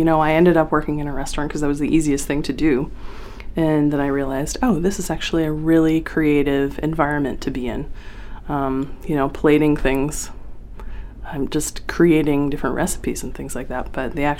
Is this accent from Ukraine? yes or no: no; Wiscasset, Maine, United States; Wiscasset's a strange little town. I mean, they've been in the news lately, but it was very different when I was there. It was a really lovely place